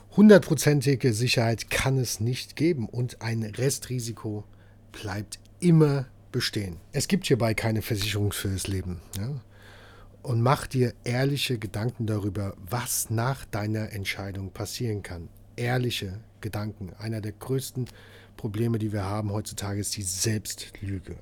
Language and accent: German; Hesse, Germany; Bei uns Hessen